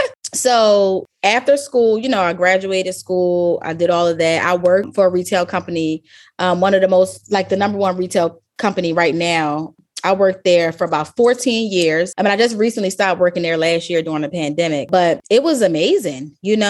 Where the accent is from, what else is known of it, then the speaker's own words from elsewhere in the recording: Baltimore, Maryland, United States; I grew up in Baltimore, even though I said a bunch of different places where I've been, but most of, I claim Baltimore as my home.